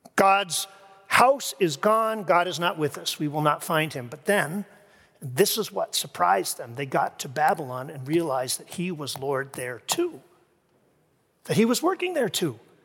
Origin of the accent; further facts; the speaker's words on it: Kingston, Ontario, Canada; moved away as an adult; now in Grand Rapids, United States; I first came to Grand Rapids, uh, from my hometown, Kingston, Ontario